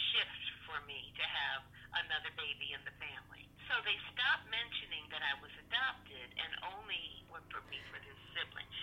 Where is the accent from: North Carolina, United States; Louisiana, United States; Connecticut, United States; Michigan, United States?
Connecticut, United States; after my birth, the adoption was finalized by the state of Connecticut.